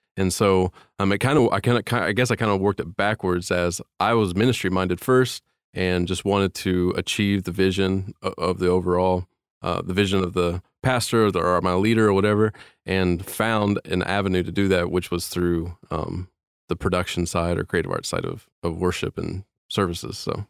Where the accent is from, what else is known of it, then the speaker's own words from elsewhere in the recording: Indiana, United States; moved away as an adult; I'm from Indiana, and my family and I came here four years ago